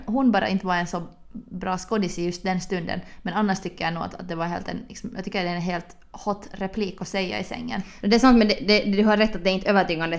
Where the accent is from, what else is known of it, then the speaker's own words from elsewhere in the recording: Helsinki, Uusimaa, Finland; vi är två tjejer från Helsingfors